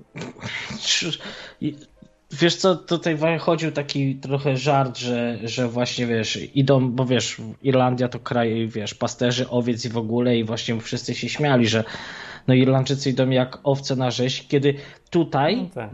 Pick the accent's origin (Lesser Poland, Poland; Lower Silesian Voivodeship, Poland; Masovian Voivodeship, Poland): Lesser Poland, Poland; Tarnów; jestem urodzony w Tarnowie